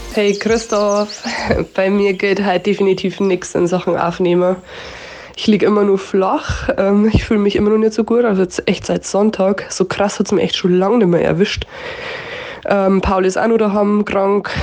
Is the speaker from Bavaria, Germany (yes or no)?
yes; Upper Palatinate, Bavaria, Germany; accent: Oberpfälzer; also ich habe unseren Dialekt schon immer gemickt und ich war schon immer stolz auf den Dialekt